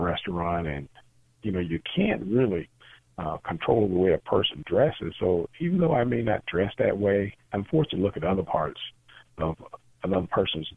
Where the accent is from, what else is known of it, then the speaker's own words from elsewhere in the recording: Pickens, Mississippi, United States; I'm originally from a small city called Pickens, Mississippi